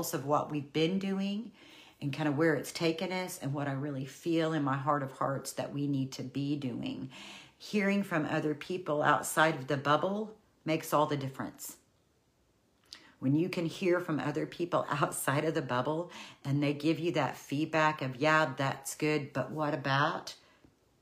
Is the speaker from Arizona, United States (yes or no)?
no; Oklahoma, United States; I'm from Oklahoma, the land of the long goodbye